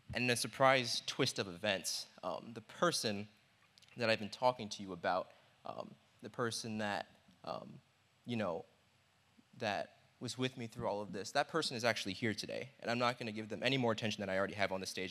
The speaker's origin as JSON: {"language": "English", "region": "New York", "country": "United States", "said": "I'm from New York."}